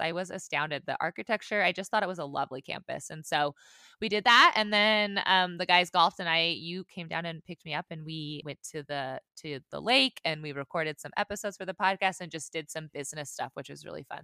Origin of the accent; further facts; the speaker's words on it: Montana, United States; I grew up in Montana